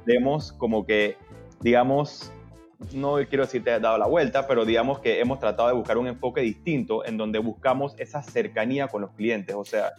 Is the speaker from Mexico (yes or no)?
no; Panama; yo soy abogado, panameño, socio fundador de Velo Legal